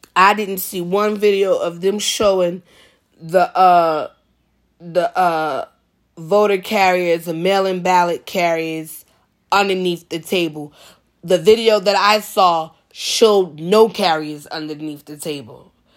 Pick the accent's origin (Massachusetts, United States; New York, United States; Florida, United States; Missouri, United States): New York, United States; as a New Yorker